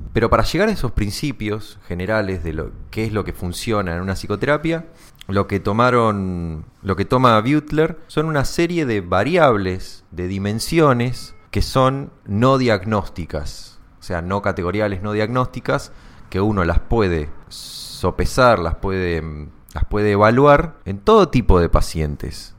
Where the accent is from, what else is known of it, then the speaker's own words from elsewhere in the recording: Argentina; somos psicólogos argentinos y tomamos mate